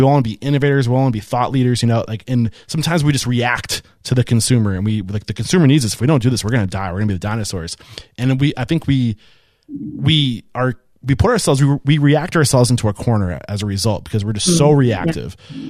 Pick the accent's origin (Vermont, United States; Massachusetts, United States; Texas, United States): Massachusetts, United States; Boston; You can tell I'm from Boston.